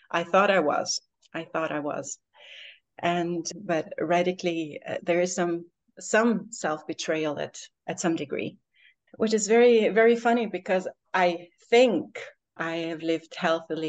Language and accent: English; Albania; moved away; I've also for the last 3 months been living in Albania, in my home country.